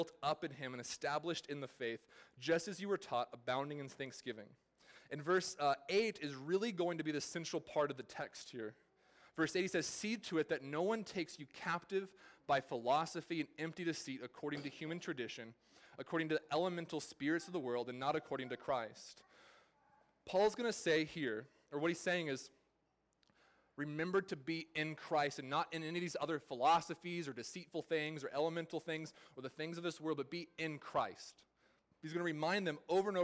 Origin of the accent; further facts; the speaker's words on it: California, United States; moved away; I'm from California